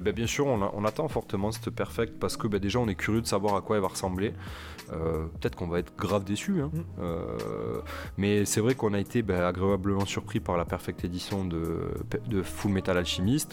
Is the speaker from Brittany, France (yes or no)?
no; Toulouse, Occitania, France; chez moi à Toulouse